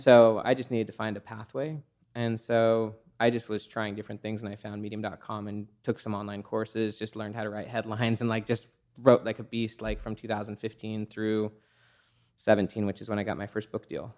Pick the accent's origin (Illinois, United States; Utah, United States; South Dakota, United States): Utah, United States; Salt Lake City; I grew up in Salt Lake City, Utah.